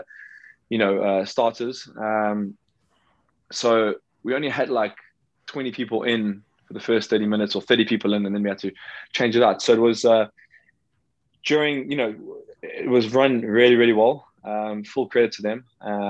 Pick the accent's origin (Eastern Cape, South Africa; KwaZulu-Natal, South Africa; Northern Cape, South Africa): KwaZulu-Natal, South Africa; Durban; I'm just at my parents' place in Durban in South Africa.